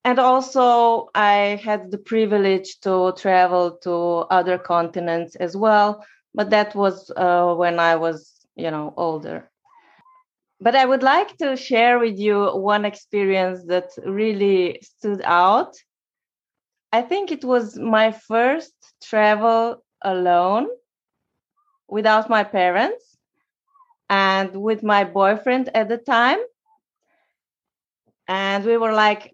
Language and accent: English; Slovenia; I'm from Slovenia